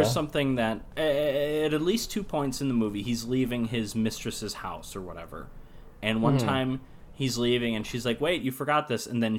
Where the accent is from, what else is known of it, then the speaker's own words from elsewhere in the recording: Appleton, Wisconsin, United States; So I was born in Appleton, which is near Green Bay, so it's further north than where I am now.